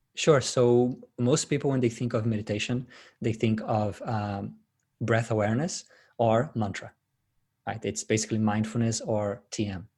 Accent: Brazil; moved away as an adult; now in Sydney, Australia; I was, uh, born and raised in Brazil, but, uh, migrated to Sydney eight years ago.

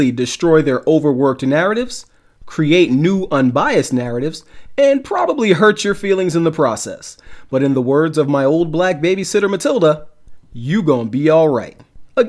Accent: New York City, New York, United States; I was born in Brooklyn, New York. I'm an 80s baby from Brooklyn. I was raised during a very tumultuous time in Brooklyn.

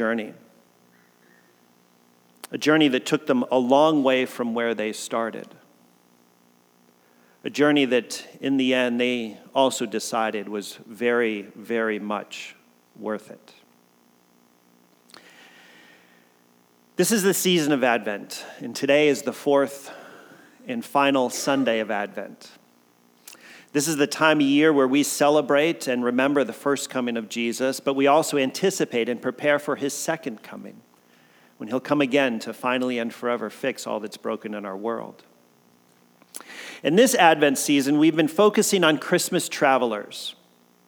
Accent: Connecticut, United States; moved away as an adult; also born or lived in Kodiak, Alaska; now in Oregon, United States; I grew up in Connecticut, that I'm from the East Coast

